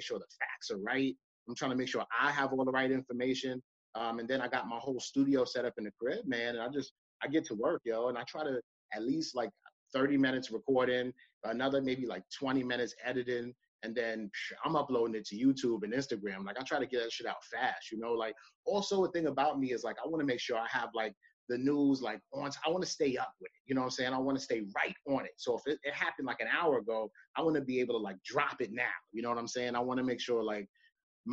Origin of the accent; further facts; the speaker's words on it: New York City, New York, United States; born and raised in Brooklyn